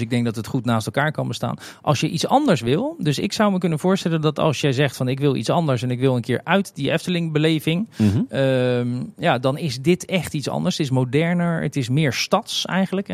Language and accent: Dutch; The Hague, South Holland, Netherlands; moved away as an adult; now in Kaatsheuvel, Netherlands; Ik kom origineel uit Den Haag en mijn eerste baantjes waren op ze strandtenten in Scheveningen